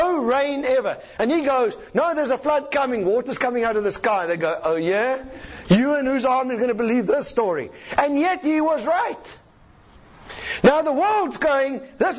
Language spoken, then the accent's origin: English; South Africa; I'm a South African.